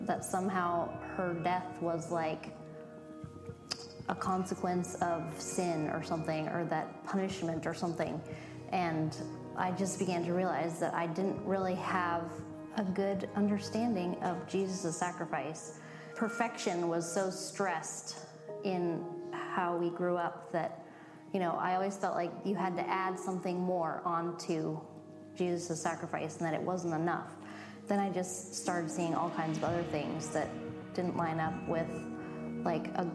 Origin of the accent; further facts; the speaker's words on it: northern British Columbia, Canada; now in Alaska, United States; I grew up in a remote Christian community in northern British Columbia